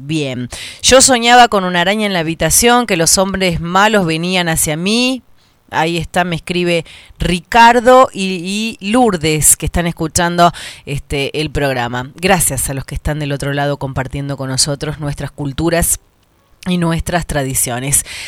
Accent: Tucumán, Argentina; como todo tucumano

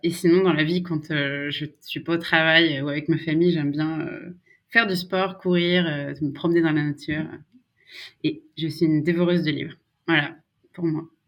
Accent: Savoie, Maurienne valley, Auvergne-Rhône-Alpes, France; first language French; moved away as an adult; also born or lived in Grenoble; now in Sweden; je suis originaire de Savoie, de la petite vallée de la Maurienne

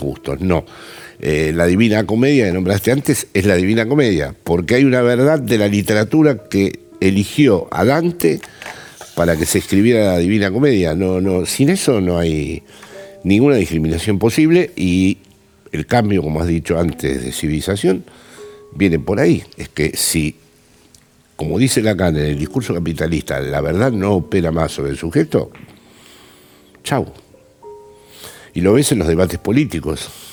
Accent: Buenos Aires, Argentina; now in Spain; soy un intelectual porteño que vive en, España

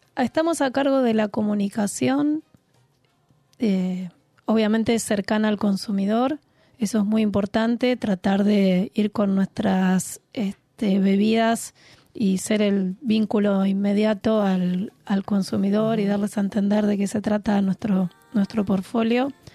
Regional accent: Buenos Aires, Argentina; yo soy de la ciudad, soy de Buenos Aires, soy sibarita.

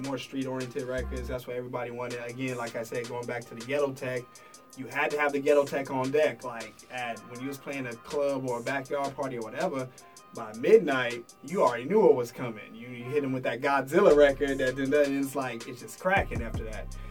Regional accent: Detroit, Michigan, United States; moved away; growing up in Detroit

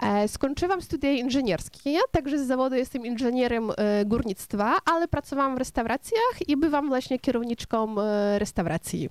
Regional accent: Kopychyntsi, Ternopil Oblast, Ukraine; first language Ukrainian; Polish is a second language; moved away as an adult; also born or lived in Dnipro, Ukraine; now in Warsaw, Poland; urodziłam się na Ukrainie Zachodniej, w małym miasteczku Kopyczyńcy, ale później studiowałam właśnie, pracowałam na Ukrainie Centralnej, w Dniepropietrowsku

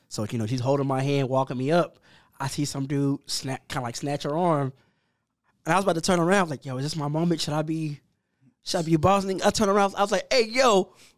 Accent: Dallas, Texas, United States; also born or lived in Allen, Texas; I'm a South Dallas kid. I, I grew up in South Dallas

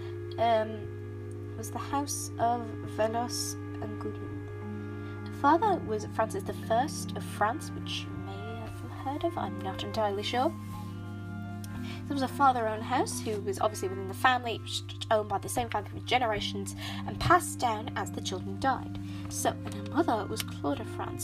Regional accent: United Kingdom; I'm British

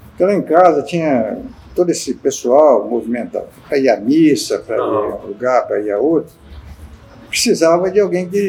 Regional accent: Colatina, Espírito Santo, Brazil; born or raised there

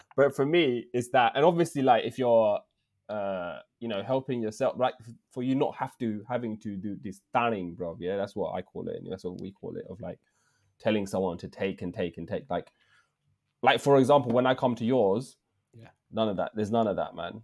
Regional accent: England, United Kingdom; accent: English; my accent, English accent

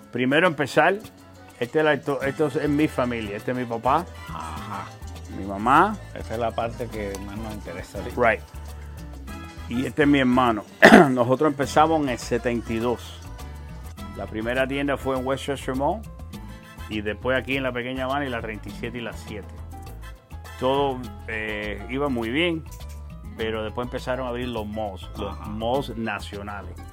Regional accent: Cuba; now in Miami, United States; Bueno, originalmente, cuando llegamos de Cuba, venimos para aquí, pero después nos fuimos para, New Jersey.

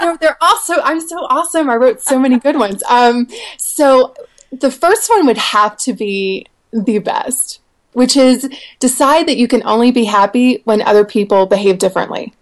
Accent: the South, United States; I grew up in the South in trailer parks

